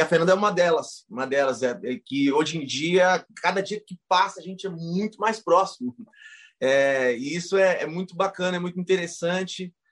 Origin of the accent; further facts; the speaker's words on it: Ponta Porã, Mato Grosso do Sul, Brazil; moved away; also born or lived in Presidente Prudente, São Paulo; sou nascido em Presidente Prudente, interior de São Paulo. É, sou criado em Ponta Porã, no interior do Mato Grosso do Sul